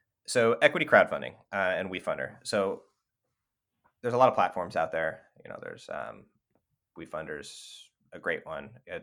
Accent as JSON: {"language": "English", "region": "California", "country": "United States", "said": "You know, we're from Northern California."}